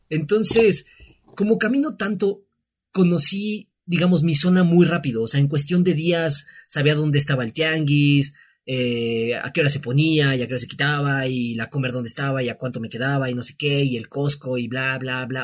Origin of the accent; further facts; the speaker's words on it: Mexico; moved away as an adult; now in Mexico City, Mexico; nosotros pues somos de aquí, no somos de la Ciudad de México